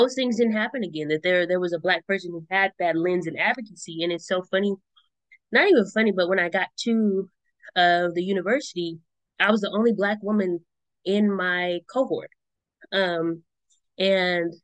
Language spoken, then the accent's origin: English; Richmond, California, United States; growing up in Richmond and then going to school in El Cerrito